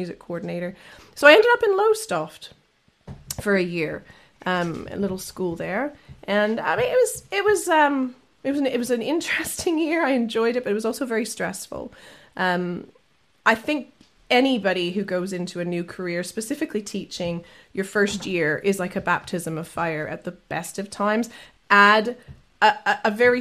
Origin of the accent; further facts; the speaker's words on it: Canada; I'm a Canadian singer-songwriter.